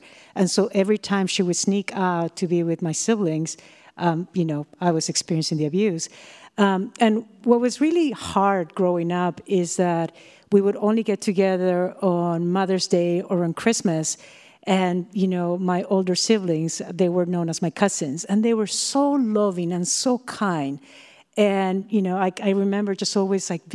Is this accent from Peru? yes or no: yes; Peru; moved away as an adult; now in United States; from Peru and I'm going to Millersville University of Pennsylvania